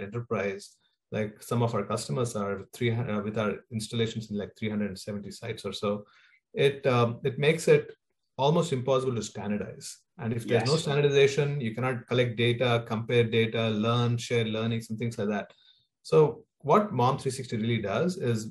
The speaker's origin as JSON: {"language": "English", "country": "India", "tie": "born or raised there", "moved": "as an adult", "said": "born and raised in India, and I spent there about 20 years of my life"}